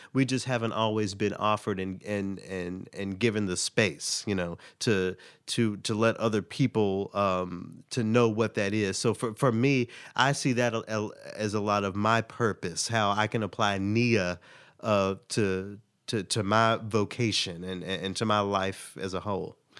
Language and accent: English; Tennessee, United States; my home state of Tennessee